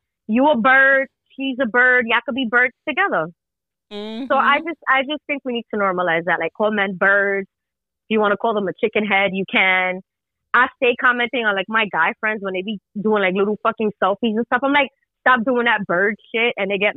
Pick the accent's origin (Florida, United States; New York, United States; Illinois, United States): New York, United States; New York City; also born or lived in Miami; I'm born and raised in the Bronx